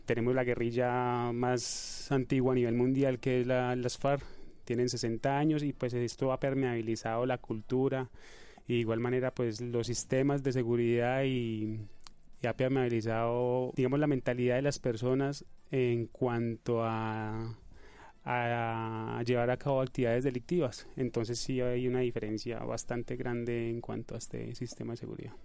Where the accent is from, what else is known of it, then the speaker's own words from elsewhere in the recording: Colombia; moved away as an adult; now in Spain; soy capitán de la Policía Nacional de Colombia, llevo 12 años en servicio activo de la institución policial de mi país